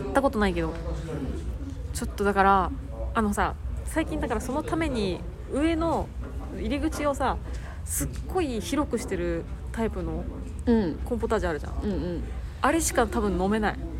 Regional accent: Kawagoe, Saitama, Japan; うちの地元川越

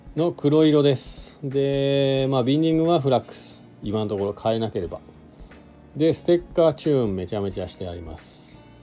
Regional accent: Shizuoka, Japan; now in Hakuba, Japan; 僕はね静岡出身なんで

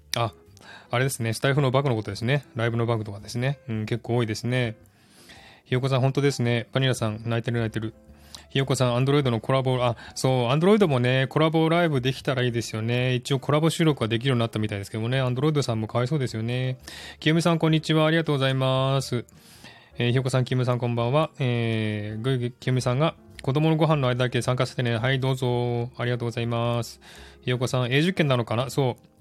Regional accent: Japan; now in Australia; 私は日本の国籍は捨てらんない

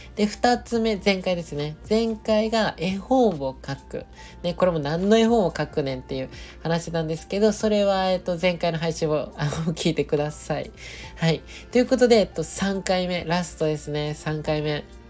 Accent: Nagoya, Aichi, Japan; moved away; 地元の名古屋に帰ってたんですよね

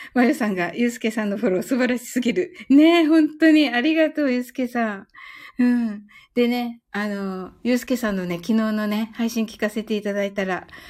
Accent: Kyushu, Japan; 私はね、あの、九州人

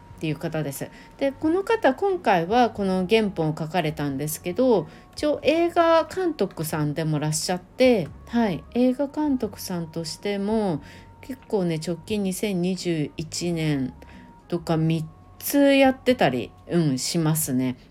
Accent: Japan; 運よく日本に生まれただけ

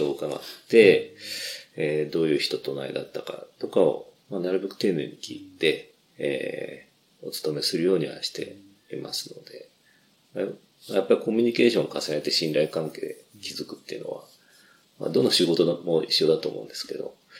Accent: Fuchu, Tokyo, Japan; 府中で生まれ育って、えー、おりまして、えー、まあ、ずっとここのみじ川が育ちであります

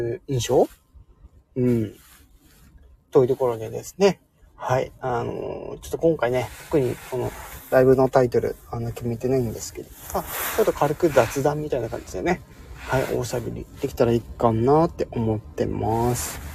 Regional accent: Hokkaido, Japan; 今私、北海道の人なんですけど

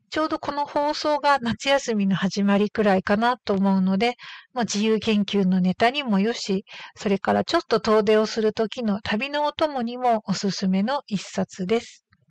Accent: Hokkaido, Japan; 私のふるさとの北海道

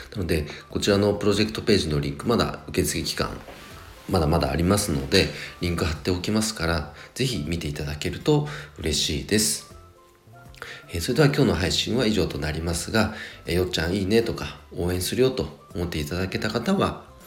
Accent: Nagano, Japan; 僕のね長野地元長野

